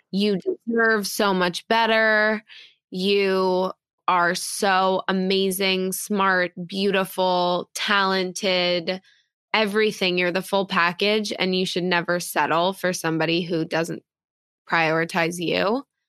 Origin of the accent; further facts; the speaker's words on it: New York City, New York, United States; I was born and raised in New York